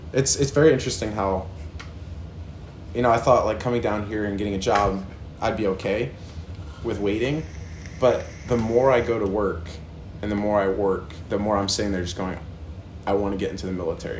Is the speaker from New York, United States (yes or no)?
yes; New York, United States; moved away as an adult; also born or lived in New Jersey / Kansas / Florida / Virginia; So I was born in New Jersey, moved to New York, and then after high school, straight out of high school, I moved to Kansas. And then from Kansas, went to Florida, Virginia.